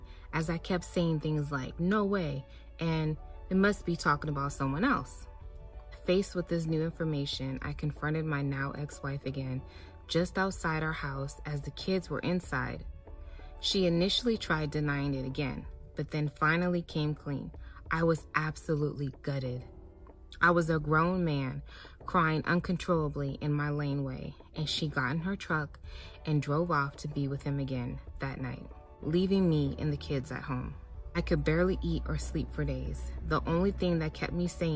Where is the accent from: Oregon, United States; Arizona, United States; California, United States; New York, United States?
Arizona, United States; Phoenix; I am back in my hot ass car in my garage in Phoenix, Arizona